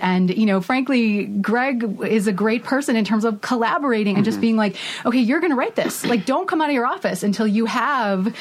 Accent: Indiana, United States; moved away as an adult; also born or lived in New York / Chicago; I grew up in Indiana

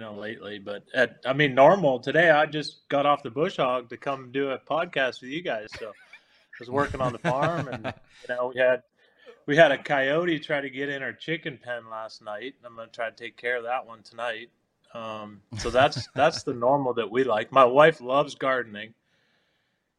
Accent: Peterborough, Ontario, Canada; moved away; also born or lived in Ottawa / Nashville; growing up in Peterborough was only a few hours down the road

